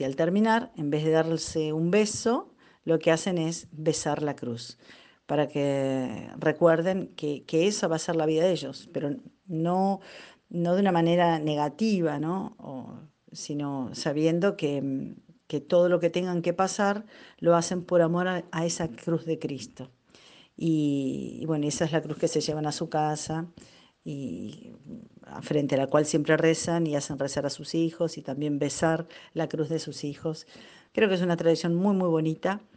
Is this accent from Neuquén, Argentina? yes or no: yes; Neuquén, Argentina; soy de Neuquén Capital